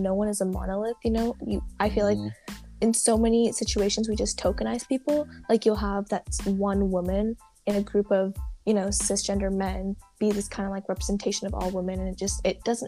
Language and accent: English; Santa Barbara, California, United States; I was born and raised in Santa Barbara, and I am a first-generation Indian-American